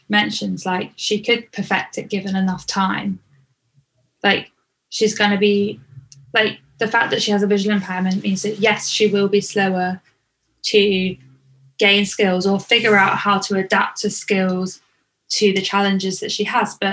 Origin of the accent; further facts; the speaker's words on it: Canada; Even though this 10 week internship meant relocating to another province in my home country of Canada, I decided to pursue it as an opportunity to develop my skills and learn new techniques.